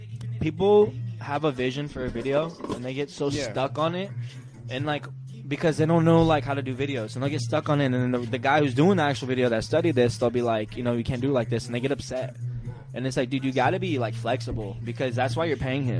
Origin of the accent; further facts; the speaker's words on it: Oceanside, California, United States; I'm from Oceanside. I'm from the West Coast